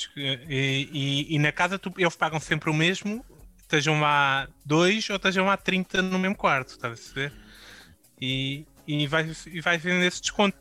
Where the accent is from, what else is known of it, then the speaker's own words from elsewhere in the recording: Portugal; enquanto português